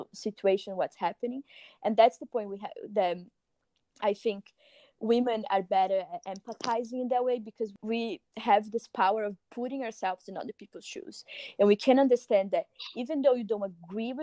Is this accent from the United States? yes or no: no; Brazil; moved away; I'm from Brazil